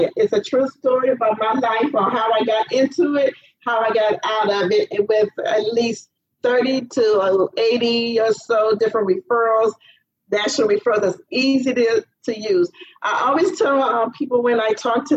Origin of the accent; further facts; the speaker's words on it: Cleveland, Ohio, United States; now in Florida, United States; I'm from Cleveland, Ohio